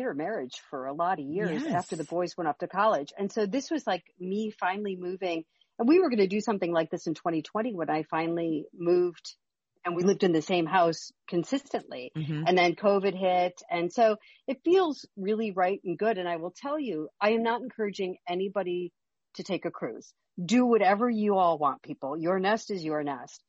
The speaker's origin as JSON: {"language": "English", "region": "Midwest", "country": "United States", "said": "I'm from the Midwest."}